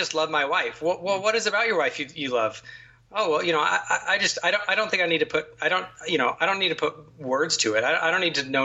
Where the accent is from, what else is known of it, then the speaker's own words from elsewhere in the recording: United States; I am in many ways far too American